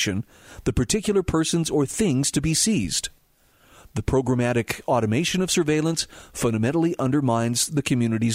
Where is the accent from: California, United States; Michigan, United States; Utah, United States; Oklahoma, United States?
Utah, United States; my home state of Utah